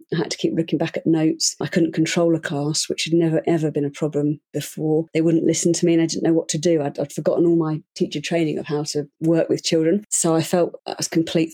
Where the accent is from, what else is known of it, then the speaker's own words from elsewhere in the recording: United Kingdom; now in Switzerland; I'm British, but I live in Switzerland